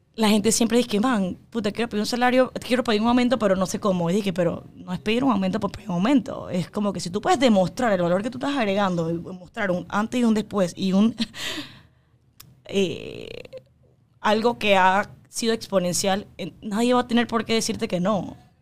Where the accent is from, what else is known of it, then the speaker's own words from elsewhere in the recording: Panama; yo soy panameña, yo, mis papás son 100% chinos, yo soy 100% china de ADN, pero yo nací aquí y todos mis amigos son de aquí